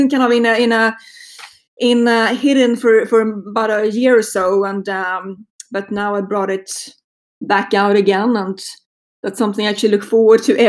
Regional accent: Sweden; accent: Swedish; moved away; if you're wondering about my accent, it's a Swedish accent. I grew up in Sweden

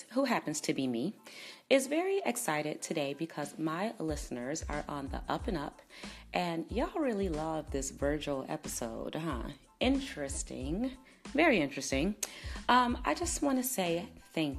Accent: Chicago, Illinois, United States; now in Los Angeles, United States; my hometown of Chicago

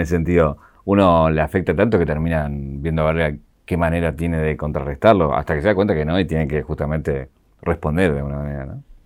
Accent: Argentina; aquí en Argentina

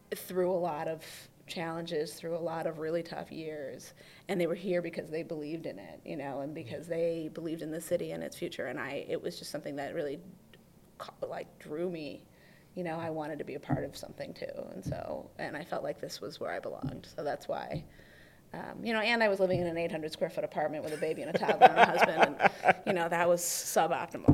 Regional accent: suburbs of Detroit, Oakland County, Michigan, United States; moved away as an adult; also born or lived in Philadelphia / New York; now in Detroit, United States; I'm originally from Oakland County. Okay. I grew up in the suburbs of Detroit

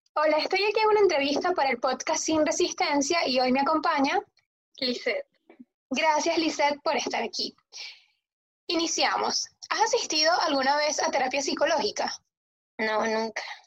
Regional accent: Ecuador; moved away; yo soy de Ecuador

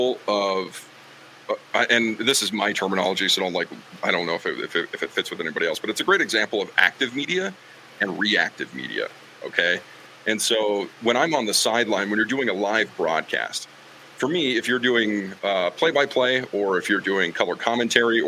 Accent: Green River, Wyoming, United States; also born or lived in West Virginia; growing up in Green River, like, it's a small school for the classification that we played

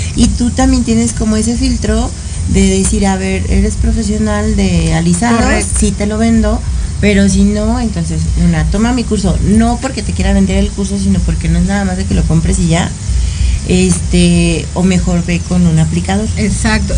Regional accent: Mexico; todos somos mexicanos

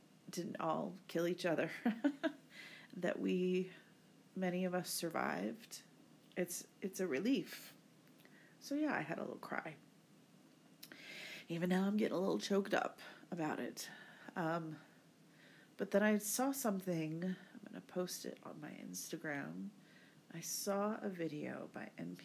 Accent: United States; moved away; my home country of the United States

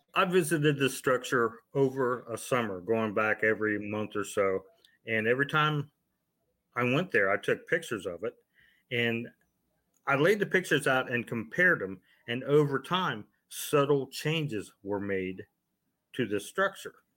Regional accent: Ohio, United States; I'm originally from Ohio

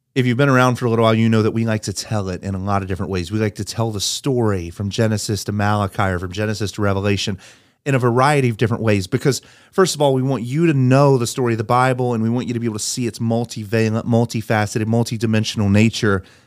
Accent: North Carolina, United States; I grew up in North Carolina

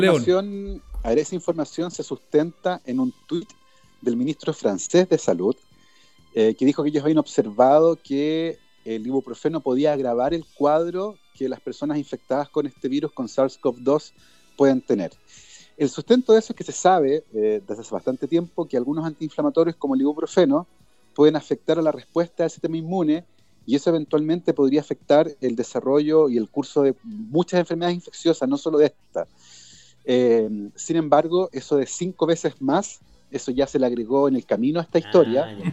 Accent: Chile

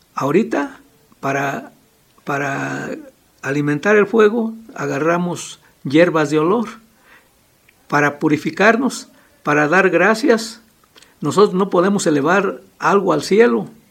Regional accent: Erongarícuaro, Michoacán, Mexico; Nací aquí en Erongarícuaro

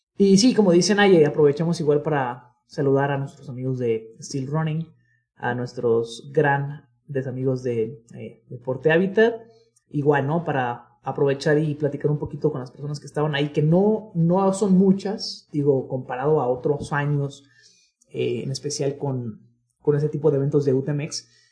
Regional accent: Guadalajara, Jalisco, Mexico; todos los amigos que somos de acá de Guadalajara

